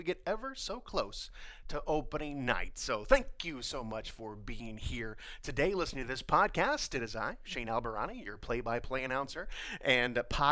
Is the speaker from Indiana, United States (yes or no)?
yes; Fort Wayne, Indiana, United States; growing up in Fort Wayne